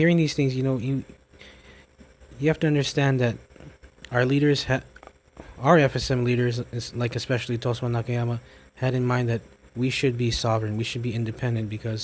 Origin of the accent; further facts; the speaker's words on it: United States; now in Micronesia; I'm a young person myself, and I grew up in America